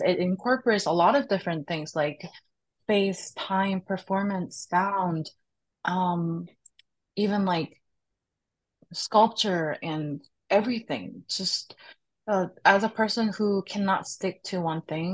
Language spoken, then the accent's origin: English; Seoul, South Korea; moved away as an adult; now in Chicago, United States; I grew up and raised in Korea